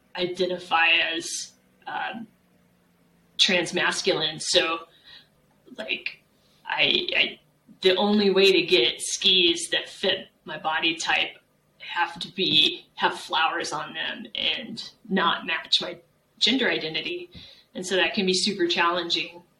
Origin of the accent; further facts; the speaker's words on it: San Antonio, Texas, United States; moved away as an adult; also born or lived in Mammoth Lakes, California / Arizona; I grew up in San Antonio, Texas